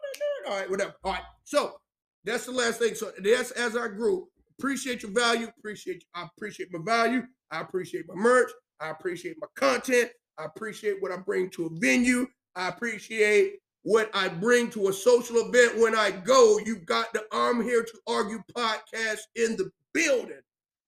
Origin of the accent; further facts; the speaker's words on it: South Carolina, United States; I'm a podcaster. I'm from South Carolina.